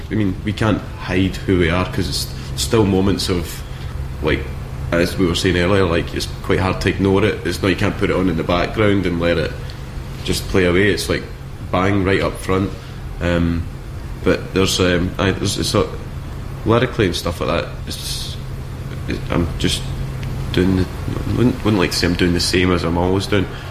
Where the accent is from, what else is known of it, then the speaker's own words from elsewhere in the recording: Scotland, United Kingdom; I'm from Scotland